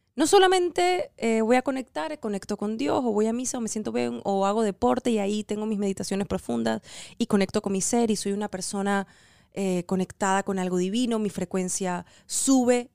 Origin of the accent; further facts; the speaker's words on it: Venezuela; now in United States; somos venezolanos en Estados Unidos